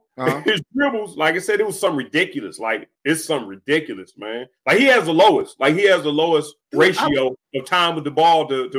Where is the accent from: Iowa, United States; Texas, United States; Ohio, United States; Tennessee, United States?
Ohio, United States; Twinsburg Heights; I'm from Twinsburg Heights